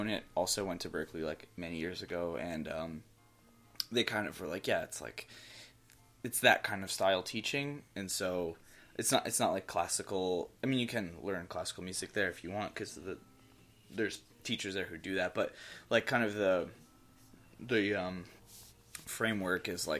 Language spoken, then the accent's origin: English; Orange County, New York, United States; moved away as an adult; now in Boston, United States; I am originally from Orange County, New York, which is the less famous Orange County, but it is the original Orange County